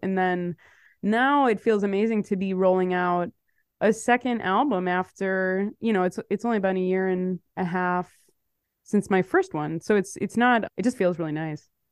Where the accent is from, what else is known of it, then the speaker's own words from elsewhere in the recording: Chicago, Illinois, United States; moved away as an adult; now in New York, United States; I'm from Chicago. I moved to New York in twenty sixteen. I've been in New York since then